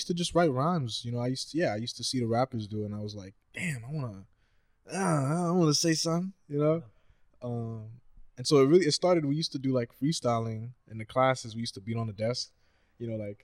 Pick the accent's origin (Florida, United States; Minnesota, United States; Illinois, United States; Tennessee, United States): Florida, United States; moved away as an adult; now in San Francisco Bay Area, United States; I grew up in Florida